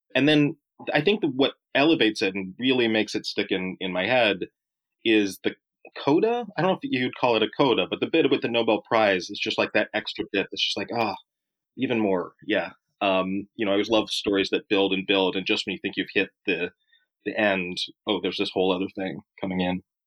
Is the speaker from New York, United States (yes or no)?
no; Oregon, United States; I grew up in Oregon